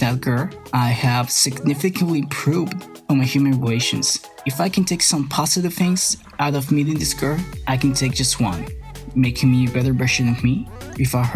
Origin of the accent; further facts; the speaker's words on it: San Pedro Sula, Cortés, Honduras; my hometown, San Pedro Sula